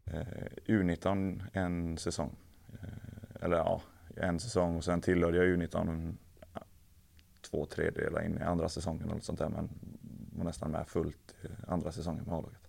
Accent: Älvängen, Västra Götaland, Sweden; moved away; also born or lived in England; Jag kommer från, från Älvängen där det är ett klubbhus

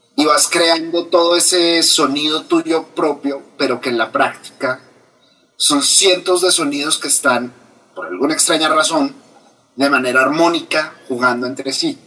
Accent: Colombia; tengo 34 años, colombiano, soy literato de la Universidad Javeriana

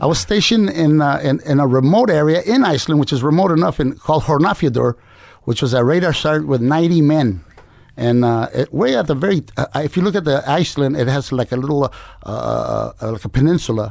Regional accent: Compton, California, United States; also born or lived in Culiacan, Sinaloa, Mexico / Fresno, California; in Compton, really, but my parents were migrant farm workers

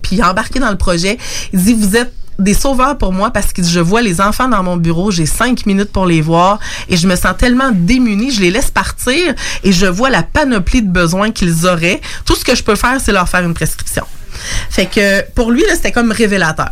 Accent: Lévis, Quebec, Canada; je suis native de Lévis

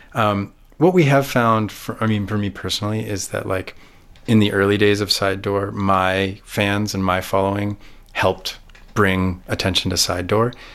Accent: Canada; I have a wonderful career in Canada.

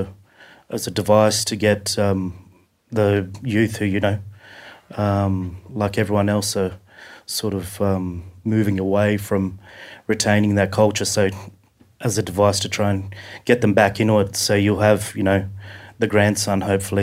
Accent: Australia; also born or lived in Mornington Island, Queensland / Alice Springs (Central Australia); I grew up in Bundawala Springs

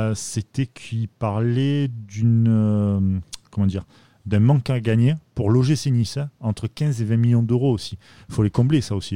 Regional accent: Marseille, Provence-Alpes-Côte d'Azur, France; en tant que Marseillais

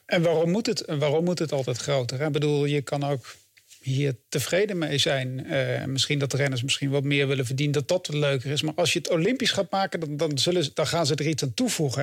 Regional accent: Achterhoek, Gelderland, Netherlands; moved away; ik kom uit de Achterhoek oorspronkelijk

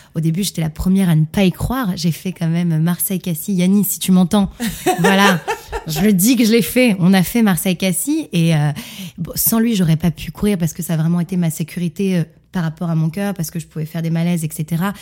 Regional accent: Montreal, Quebec, Canada; je suis née à Montréal, au Canada

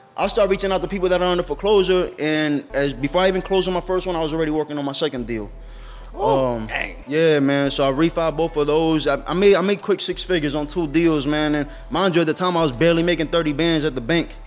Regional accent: Allentown, Pennsylvania, United States; I'm born and raised in Allentown

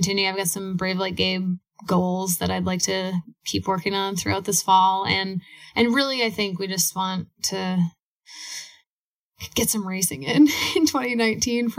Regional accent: Minneapolis, Minnesota, United States; we're from Minneapolis

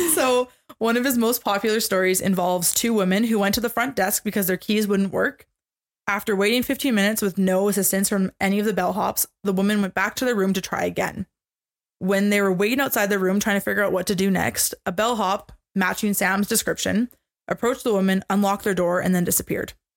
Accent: Canada; we are Canadian.

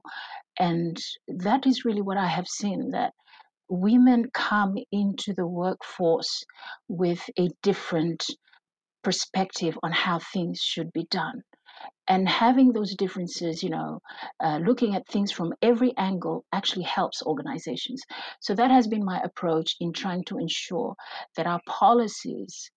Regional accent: Fiji; We are from the Pacific

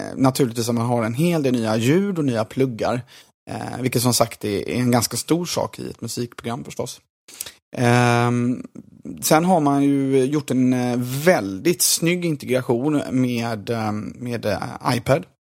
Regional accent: Gothenburg, Västra Götaland, Sweden; som göteborgare

